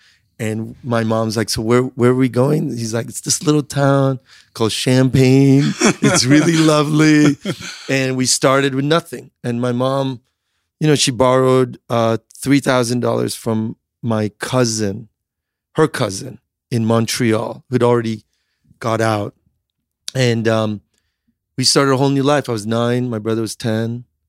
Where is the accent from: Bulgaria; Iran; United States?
Iran; And I grew up in Iran, like looking at like the $6 million man, Steve Austin.